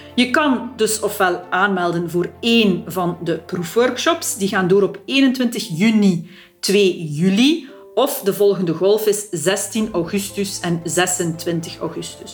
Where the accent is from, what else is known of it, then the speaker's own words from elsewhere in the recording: Flanders, Belgium; bij ons in Vlaanderen